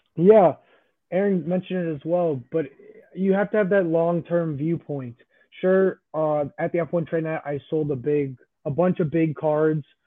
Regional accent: Chicago, Illinois, United States; I am from Chicago

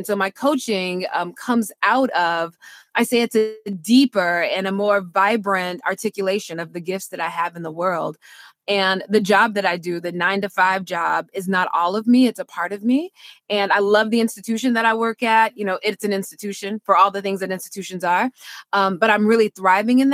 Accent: Mississippi, United States; moved away as an adult; also born or lived in Washington, D.C. / Durham, North Carolina; I'm from Mississippi. People get called by the Lord and they just go do it

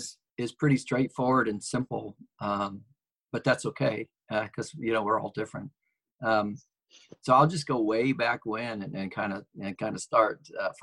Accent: Chicago, Illinois, United States; also born or lived in Forest Park, Georgia / Jonesboro, Georgia; So I was born in Chicago, and, when I was about two, we moved to Georgia, and he worked in Atlanta. So we lived in Forest Park, Georgia for 2 years. And then we lived in Jonesboro, for 2 years in Georgia.

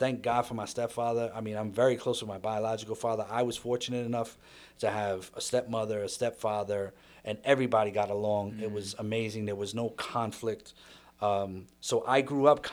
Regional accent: New York City, New York, United States; it's New York, and I've traveled a little bit. The home, the core was in the Bronx

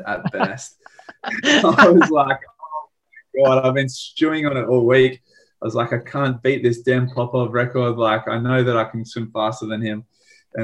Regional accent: Australia; we're from Australia.

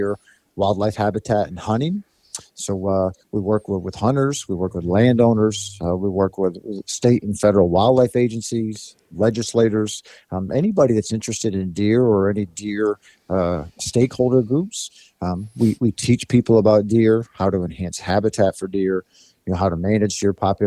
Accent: Pennsylvania, United States; I come from Pennsylvania, and actually I'm talking to you today from North Central Pennsylvania.

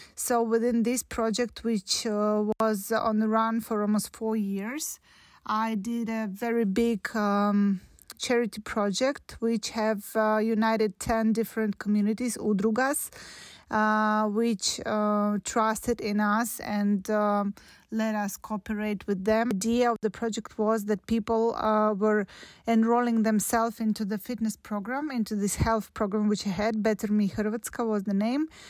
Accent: Podolsk, Moscow Oblast, Russia; moved away as an adult; now in Pula, Croatia; I'm from Russia. Uh, I live, uh, in Pula, Croatia, and I came from the town called Podolsk

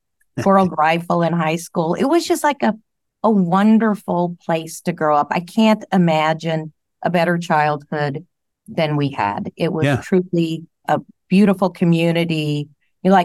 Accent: Indiana, United States; Well, my dad had a small jewelry store on Main Street, so it was a great upbringing.

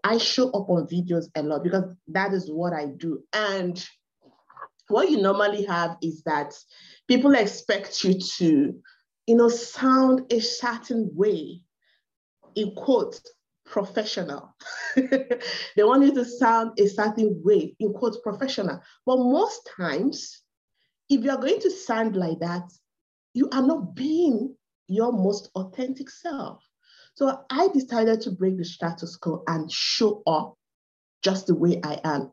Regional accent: Nigeria; accent: Igbo; English is a second language; I'm from Nigeria. I'm from the Igbo tribe.

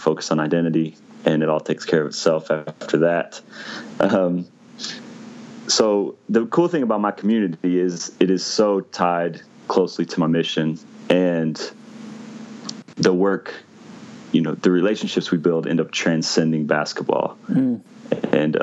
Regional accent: Missouri, United States; also born or lived in Indiana; I grew up in the Midwest in Missouri, went to school in Indiana

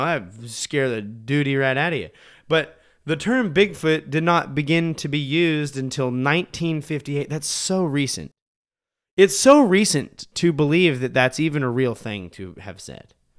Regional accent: Montana, United States; we grew up in Montana

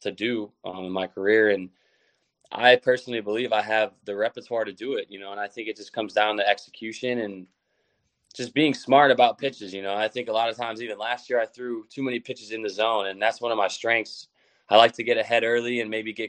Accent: Midwest, United States; now in Cleveland, United States; I'm from the Midwest, but I'm not from Cleveland

